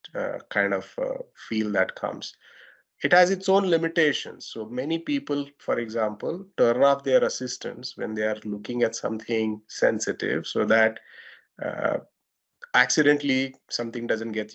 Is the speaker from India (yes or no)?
yes; India; accent: Indian; Indian accent, my accent